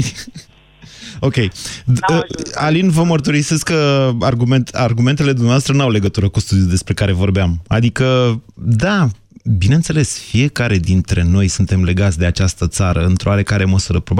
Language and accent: Romanian; Drobeta-Turnu Severin, Mehedinți County, Romania; now in Bucharest, Romania; cum sunt și eu din Severin, dar trăim în București amândoi.